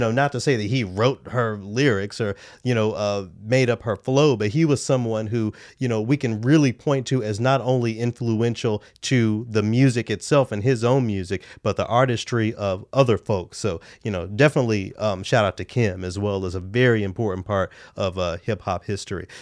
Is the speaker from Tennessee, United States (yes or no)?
yes; Memphis, Tennessee, United States; now in Minneapolis, United States; my hometown of Memphis